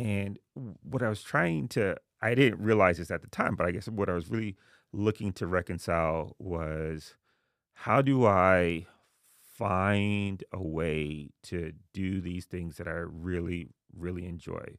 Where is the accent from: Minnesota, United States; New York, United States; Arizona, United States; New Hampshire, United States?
New York, United States; New York City; moved away as an adult; also born or lived in Haiti; now in New Haven, United States; I was born in Haiti, um, but I grew up in Jamaica, Queens